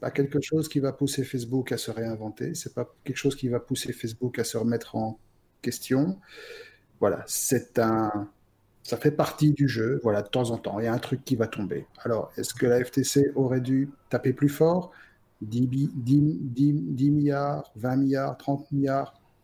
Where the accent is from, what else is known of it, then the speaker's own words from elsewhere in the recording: Belgium; chez nous en Belgique